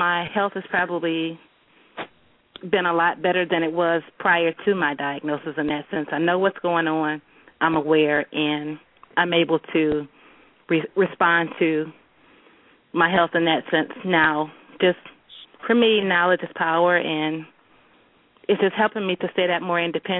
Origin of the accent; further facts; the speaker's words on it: Detroit, Michigan, United States; now in Grand Rapids, United States; I am from Detroit. Originally from Detroit, living in Grand Rapids now.